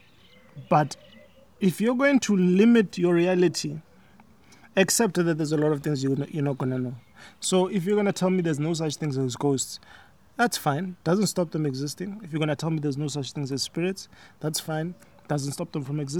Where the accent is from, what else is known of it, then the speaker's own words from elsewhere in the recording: South Africa; I was born here in South Africa, so I grew up Tswana, basically, speaking Tswana, eating the foods of the Tswana culture